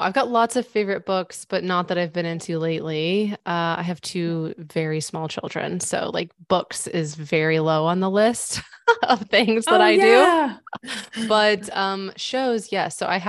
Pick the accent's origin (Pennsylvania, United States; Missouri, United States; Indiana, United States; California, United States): Missouri, United States; I live in Missouri now. So I'm from Missouri.